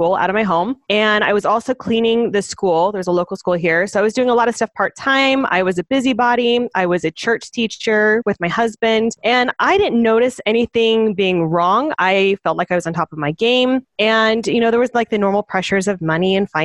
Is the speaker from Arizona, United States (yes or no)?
yes; Phoenix, Arizona, United States; moved away as an adult; now in Thatcher, United States; I grew up in Phoenix